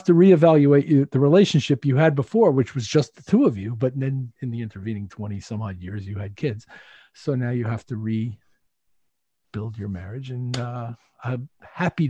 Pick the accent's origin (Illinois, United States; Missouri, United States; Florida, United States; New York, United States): New York, United States; Bethpage; moved away as an adult; now in Connecticut, United States; I'm from Bethpage. I grew up, I was born and bred in Bethpage, went to high school there